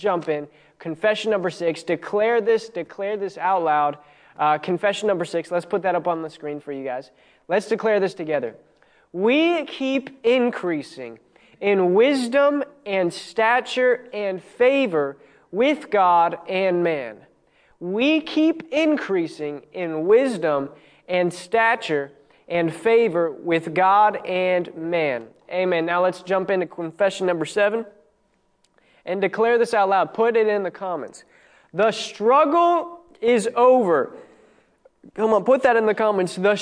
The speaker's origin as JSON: {"language": "English", "region": "Maryland", "country": "United States", "tie": "born or raised there", "said": "I grew up in Maryland"}